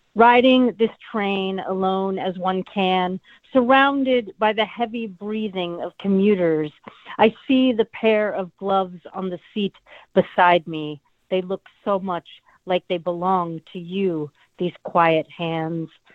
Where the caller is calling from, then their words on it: Olympia, Washington, United States; I'm calling from Olympia, Washington